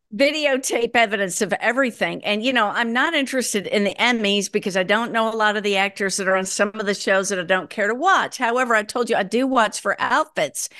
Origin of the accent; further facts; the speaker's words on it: Minnesota, United States; moved away; also born or lived in Chicago / Michigan; I was born in Minnesota, went to college in Chicago